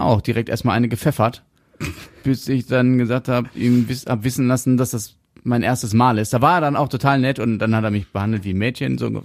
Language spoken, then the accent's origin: German; Germany; wir Deutschen